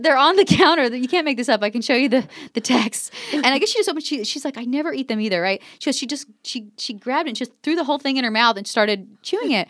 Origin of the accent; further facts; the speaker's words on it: New Jersey, United States; moved away; I was growing up in New Jersey